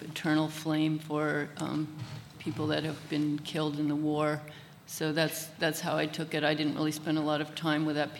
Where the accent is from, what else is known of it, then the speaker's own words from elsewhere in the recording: United States; my culpability as an American